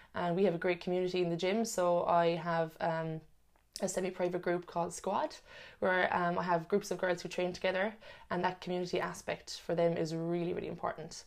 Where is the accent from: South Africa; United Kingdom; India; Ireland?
Ireland; Cork, Munster; moved away as an adult; now in Sydney, Australia; I'm originally from Cork as well